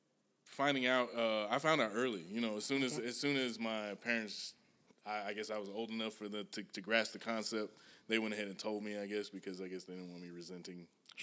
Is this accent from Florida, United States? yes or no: no; Page, Arizona, United States; moved away as an adult; now in Atlanta, United States; I'm originally from Page, Arizona, tiny-ass town.